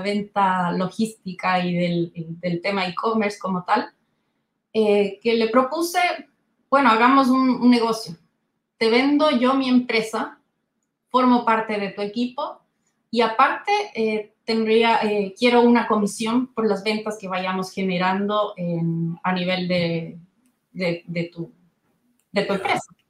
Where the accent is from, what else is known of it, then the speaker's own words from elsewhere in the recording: Ecuador; moved away as an adult; now in Santiago, Chile; yo soy ecuatoriana de nacimiento